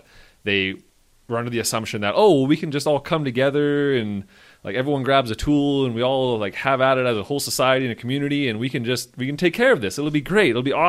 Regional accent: Slave Lake, Alberta, Canada; I was in Slave Lake. I grew up in Slave Lake. So I have family members who lost houses and stuff in that.

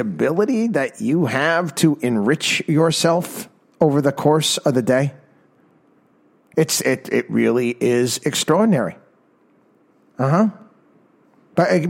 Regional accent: Albany, New York, United States; Albany, New York, my hometown

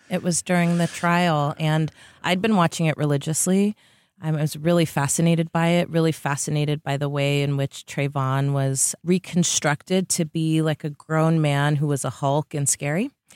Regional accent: Bay Area, California, United States; also born or lived in Tiburon, California; I was, uh, born and raised in the Bay Area

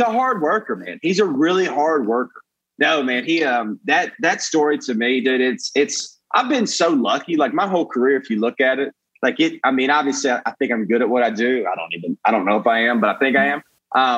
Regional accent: Brookwood, Alabama, United States; moved away as an adult; also born or lived in Atlanta / Nashville / New York / Los Angeles; now in Austin, United States; Alabama, where I was born

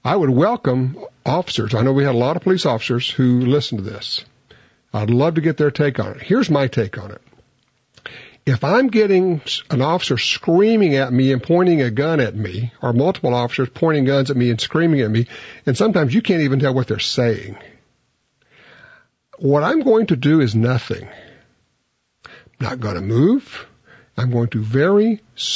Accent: Louisiana, United States; I'm from Louisiana.

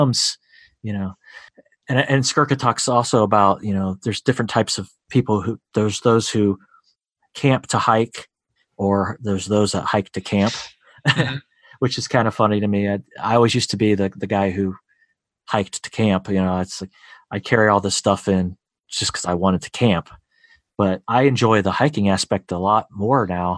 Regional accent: Ohio, United States; my home state here of Ohio

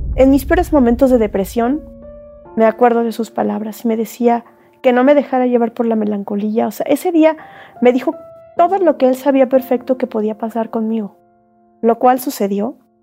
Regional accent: Mexico; me voy a quedar aquí en mi país

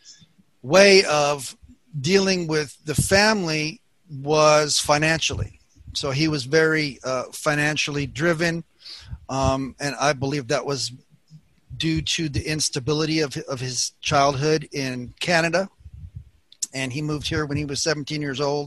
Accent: Southern California, United States; I was born here in Southern California and was the baby of the family

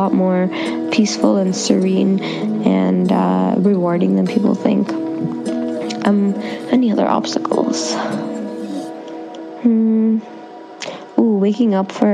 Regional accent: Toronto, Ontario, Canada; I'm from Toronto, and my background is Indian

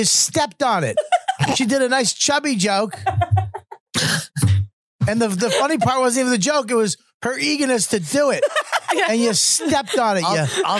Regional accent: Boston, Massachusetts, United States; I'm from Boston.

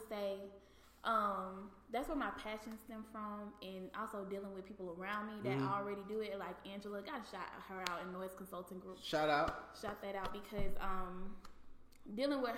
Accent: Fort Pierce, Florida, United States; I'm from Fort Pierce, Florida

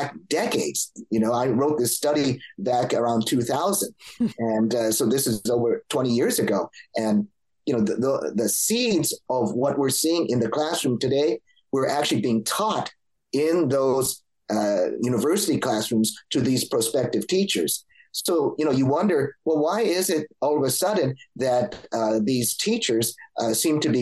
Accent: Los Angeles, California, United States; I grew up in Los Angeles

